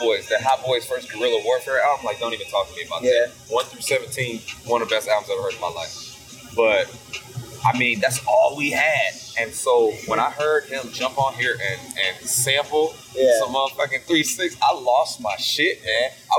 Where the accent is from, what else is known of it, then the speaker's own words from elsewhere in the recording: St. Louis, Missouri, United States; I grew up in St. Louis